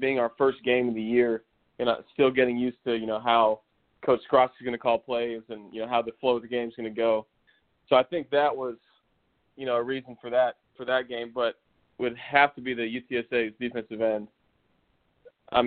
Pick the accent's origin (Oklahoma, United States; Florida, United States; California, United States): Florida, United States; Tampa; also born or lived in O'Neill, Nebraska; I moved to Tampa when I was 5 years old